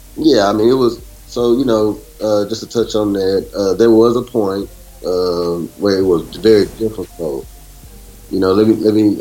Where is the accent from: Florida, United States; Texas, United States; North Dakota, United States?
Texas, United States; Beaumont; moved away as an adult; also born or lived in Chicago; I'm actually from Beaumont, Texas. I'm not from the Midwest. I'm from uh, Southeast Texas